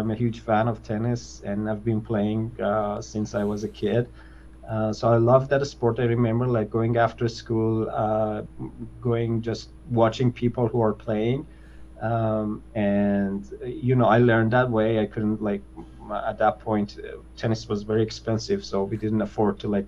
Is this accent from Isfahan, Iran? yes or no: yes; Isfahan, Iran; moved away as an adult; also born or lived in Tehran; I was born in Isfahan, which is the suburb of Isfahan, which is like the second largest city in Iran